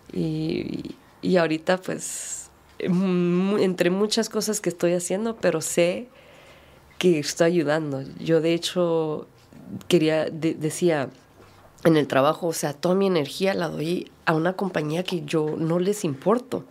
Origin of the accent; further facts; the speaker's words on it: United States; crecí como en, Estados Unidos, como minoría, como latina y mexicana